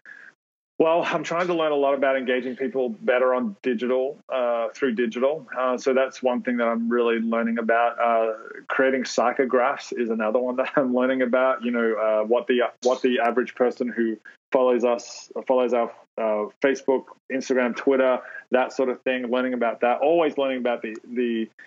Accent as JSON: {"language": "English", "country": "Australia", "moved": "yes"}